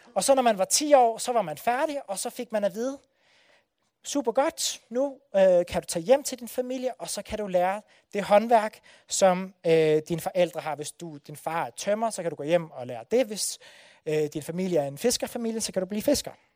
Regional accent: Odense, Southern Denmark, Denmark; det er nabobyen til Bellinge, hvor jeg er fra. Så jeg har fyldt, øh, fuldt hedder det Brændekilde hele mit liv

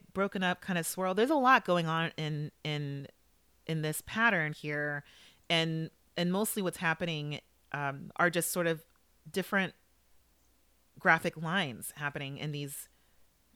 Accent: Los Angeles, California, United States; moved away; I grew up in Los Angeles

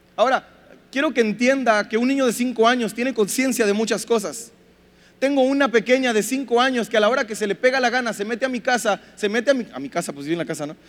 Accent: Mexico; nuestro machismo como mexicanos

